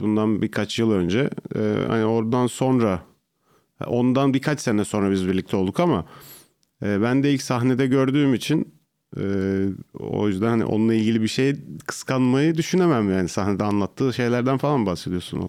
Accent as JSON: {"language": "Turkish", "town": "İzmit", "region": "Kocaeli", "country": "Turkey", "tie": "born or raised there", "also_born_or_lived": "Artvin", "said": "Aslen Artvinliyim ama çok uz, altı yaşımdan beri İzmit'teydik"}